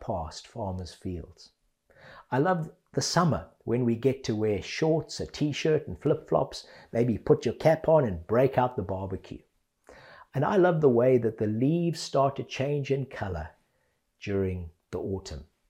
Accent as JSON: {"language": "English", "country": "Zimbabwe", "tie": "born or raised there", "moved": "yes", "lives_now": "England, United Kingdom", "said": "I grew up in Zimbabwe"}